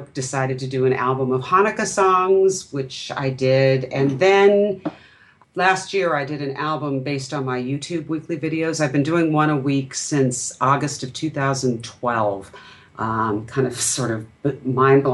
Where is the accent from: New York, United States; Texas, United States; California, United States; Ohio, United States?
California, United States; Irvine; I grew up in Irvine, California, and that's part of Orange County